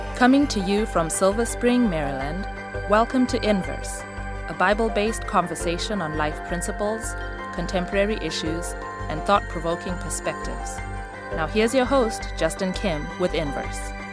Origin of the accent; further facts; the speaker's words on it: Zimbabwe; growing up in Zimbabwe